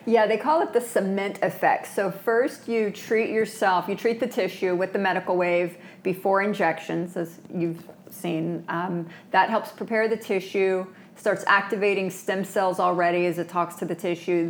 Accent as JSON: {"language": "English", "region": "Florida", "country": "United States", "tie": "born or raised there", "also_born_or_lived": "Manhattan", "moved": "as an adult", "lives_now": "New York, United States", "said": "I've born and raised in Florida"}